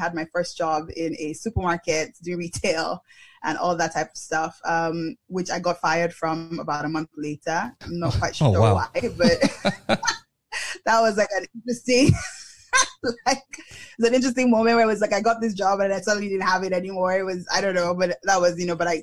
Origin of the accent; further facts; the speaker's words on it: Lagos, Nigeria; moved away; also born or lived in United Kingdom; I grew up in Lagos State, Nigeria. Nigeria. I'm a Lagosian as well